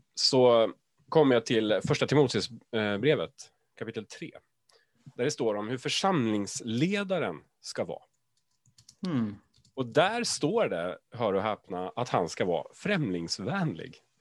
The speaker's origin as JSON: {"language": "Swedish", "country": "Sweden", "said": "oss svenskar"}